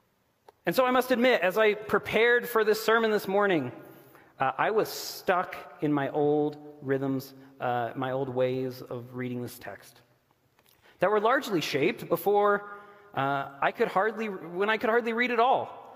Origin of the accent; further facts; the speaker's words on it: Oklahoma, United States; also born or lived in Texas; we were in Oklahoma and Texas. So I grew up in the Bible Belt, right?